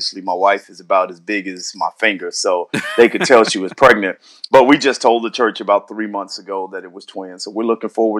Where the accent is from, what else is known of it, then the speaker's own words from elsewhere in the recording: St. Louis, Missouri, United States; now in San Diego, United States; St. Louis. That's where I'm born and raised